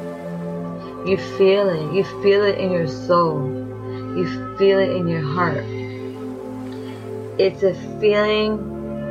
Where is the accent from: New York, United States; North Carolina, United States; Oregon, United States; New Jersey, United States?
New York, United States; I am from New York